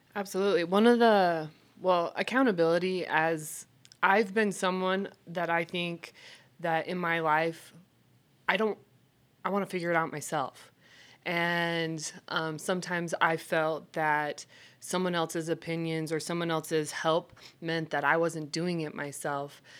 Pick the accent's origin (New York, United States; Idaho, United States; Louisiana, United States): Idaho, United States; moved away as an adult; also born or lived in Alaska; now in Salt Lake City, United States; I hail from Idaho, and I will always claim Idaho as my home.